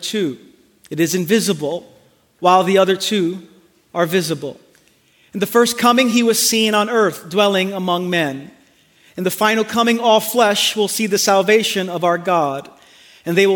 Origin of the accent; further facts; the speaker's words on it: New York City, New York, United States; moved away; I'm from Brooklyn